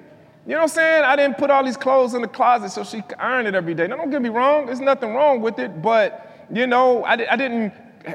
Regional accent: Chicago, Illinois, United States; I'm from Chicago

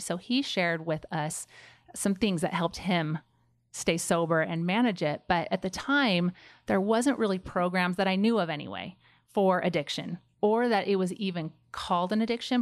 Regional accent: Pleasanton, California, United States; moved away as an adult; also born or lived in Rexburg, Idaho; I grew up in Pleasanton, which is the Bay Area of California

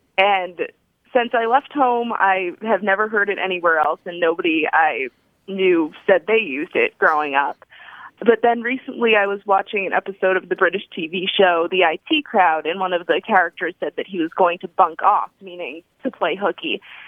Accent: near Providence, Rhode Island, United States; now in Levittown, United States; where I grew up near Providence, Rhode Island.

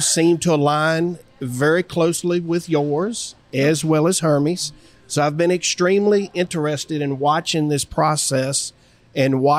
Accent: South Hill, Virginia, United States; I'm from South Hill.

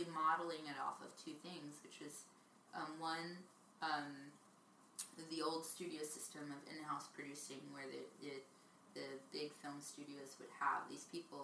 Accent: Jersey Shore, New Jersey, United States; moved away as an adult; also born or lived in New York; now in California, United States; growing up in the Jersey Shore

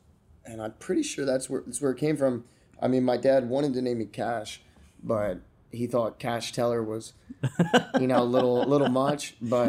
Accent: Florida, United States; also born or lived in Pennsylvania / Georgia / Delaware / New Jersey; Yeah, I was born in Pennsylvania, mm-hmm. moved to Georgia for a couple of years, then I moved to Delaware, then I moved to South Jersey, and then I moved to Florida.

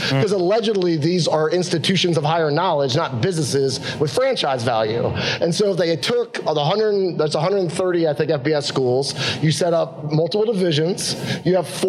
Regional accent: United States; I'm an American

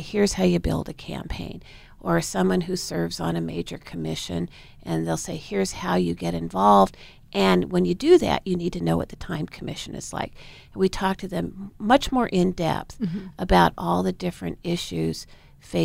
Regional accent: Portland, Oregon, United States; I was born and raised in Portland

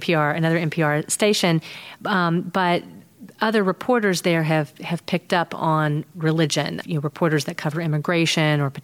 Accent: United States; also born or lived in North Carolina / Texas; now in Chicago, United States; I grew up in North Carolina and Texas

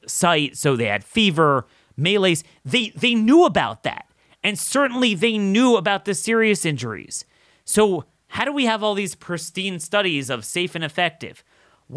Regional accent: Maryland, United States; here in my home state of Maryland

